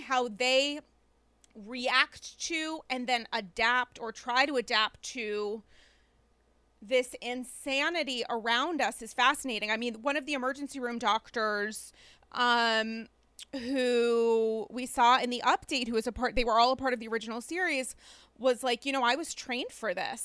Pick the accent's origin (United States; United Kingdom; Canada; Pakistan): United States; New York; as a New Yorker